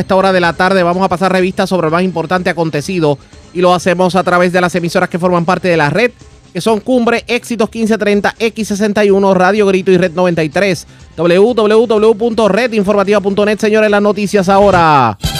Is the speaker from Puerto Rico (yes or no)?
yes; Puerto Rico; nosotros somos ciudadanos americanos de segunda clase